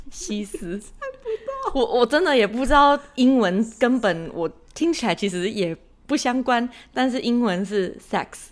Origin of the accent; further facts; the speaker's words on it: Taiwan; moved away; 我们台湾人在日常生活中是不会这样讲的